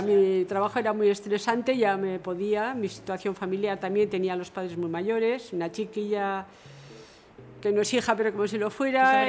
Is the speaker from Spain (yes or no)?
yes; Murchante, Navarre, Spain; nací en Murchante, soy murchantina, he trabajado aquí